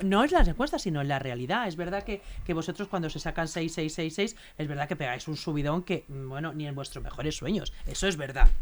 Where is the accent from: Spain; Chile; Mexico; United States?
Spain; Leganés, Community of Madrid; yo soy de Leganés